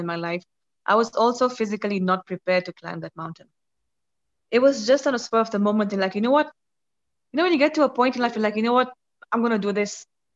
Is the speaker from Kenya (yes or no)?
yes; Kenya; I'm from Kenya